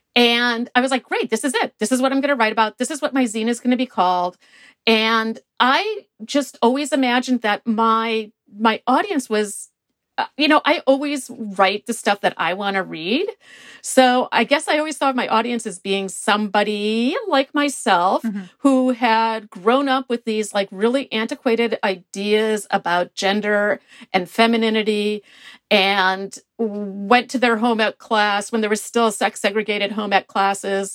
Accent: Milwaukee, Wisconsin, United States; I am from Milwaukee, Wisconsin

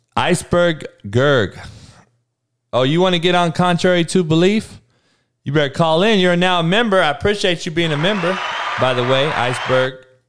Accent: Compton, California, United States; growing up in Compton

